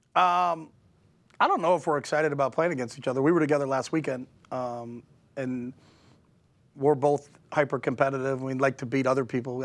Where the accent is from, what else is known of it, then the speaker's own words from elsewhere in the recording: New Hampshire, United States; moved away; We're both from New Hampshire